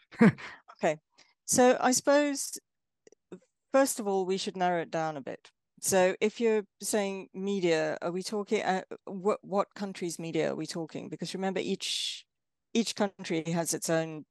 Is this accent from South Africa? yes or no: yes; South Africa; moved away as an adult; now in Exeter, United Kingdom; I'm from South Africa. Um, I grew up during apartheid era South Africa